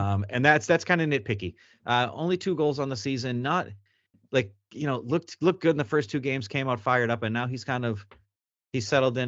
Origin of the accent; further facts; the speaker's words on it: Massachusetts, United States; I'm from Massachusetts, so we don't pronounce anything right anyway